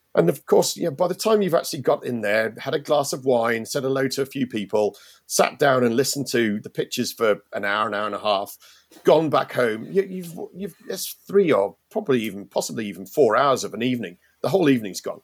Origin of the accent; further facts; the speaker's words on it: United Kingdom; moved away as an adult; now in Ireland; I, obviously from Britain and you, you can tell that from my accent